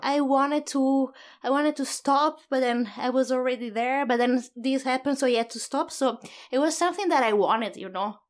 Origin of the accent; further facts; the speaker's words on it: Padua, Veneto, Italy; English is a second language; moved away as an adult; also born or lived in Sydney, Australia / Oslo, Norway / Auckland, New Zealand; it's my hometown